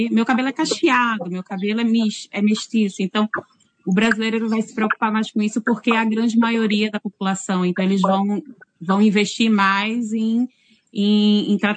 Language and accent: Portuguese; Northeast Region, Brazil; now in New Zealand; Eu saí do Nordeste, calor, sempre úmido, né?